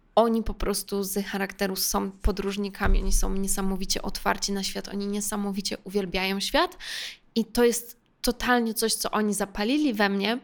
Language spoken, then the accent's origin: Polish; Warsaw, Masovian Voivodeship, Poland; Więc jestem z Warszawy